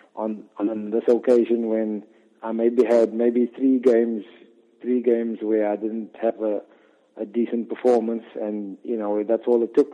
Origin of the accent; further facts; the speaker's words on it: Port Elizabeth, Eastern Cape, South Africa; where I grew up in Port Elizabeth